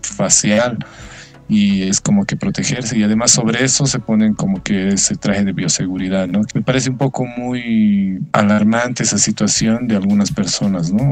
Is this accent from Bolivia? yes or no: yes; Bolivia; nos hemos ido educando como sociedad boliviana